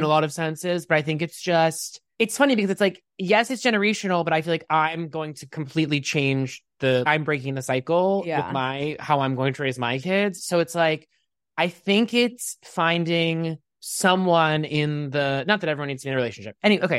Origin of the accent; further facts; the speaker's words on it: Pittsburgh, Pennsylvania, United States; I grew up in Pittsburgh, Pennsylvania.